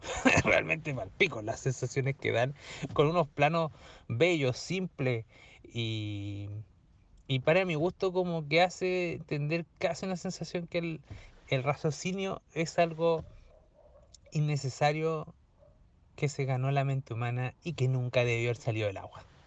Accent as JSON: {"language": "Spanish", "town": "Talca", "region": "Maule", "country": "Chile", "said": "no soy de allá, soy más de Talca que Pichilemu"}